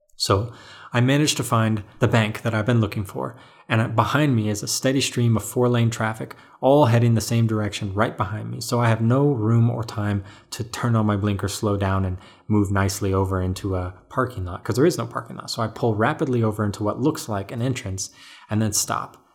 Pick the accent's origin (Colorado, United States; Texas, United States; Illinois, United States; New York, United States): Colorado, United States; he saw that I was from Colorado